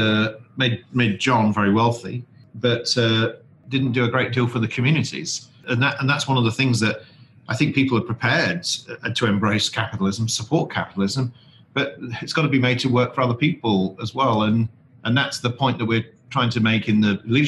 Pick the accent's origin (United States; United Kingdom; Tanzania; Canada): United Kingdom; the North, the north of England; I'm from the North